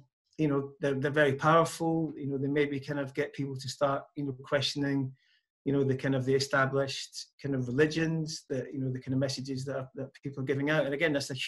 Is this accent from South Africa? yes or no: no; Scotland, United Kingdom; moved away; I come from Scotland originally, and when I was growing up, there was a bowling green